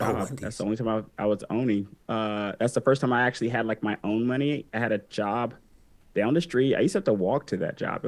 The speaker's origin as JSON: {"language": "English", "town": "Atlanta", "region": "Georgia", "country": "United States", "tie": "born or raised there", "also_born_or_lived": "Germany / Alabama", "said": "I was born in Germany. My dad was in the army. We moved back to Alabama, where my mom was from. And I was there for like 5 years or so, and then moved in Atlanta ever since"}